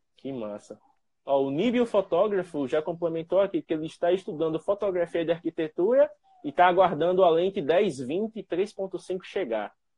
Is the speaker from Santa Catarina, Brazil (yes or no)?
no; Penedo, Alagoas, Brazil; eu sou de Penedo, é uma cidade relativamente próxima.